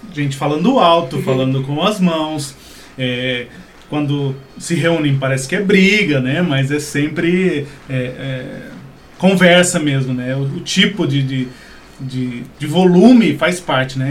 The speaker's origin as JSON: {"language": "Portuguese", "country": "Brazil", "said": "nós brasileiros aqui"}